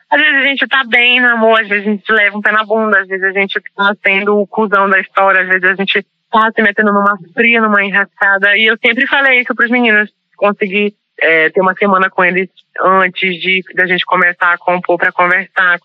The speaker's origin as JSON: {"language": "Portuguese", "region": "Pará", "country": "Brazil", "tie": "born or raised there", "also_born_or_lived": "Maranhão", "moved": "yes", "said": "Eu trouxe as referências da minha infância no Pará, onde eu ouvia Tecnobrega"}